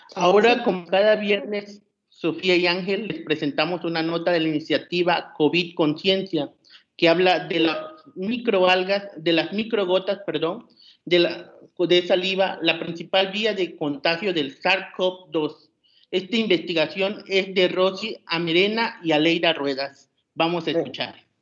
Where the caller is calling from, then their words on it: Tabasco, Mexico; Saludos desde Tabasco, en representación de la Red Mexicana de Periodistas de Ciencia.